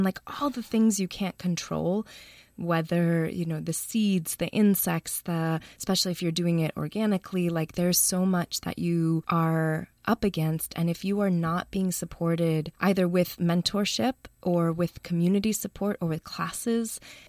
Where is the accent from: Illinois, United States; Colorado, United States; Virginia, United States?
Illinois, United States; Chicago; moved away as an adult; also born or lived in North Carolina; now in Oakland, United States; I grew up in Chicago.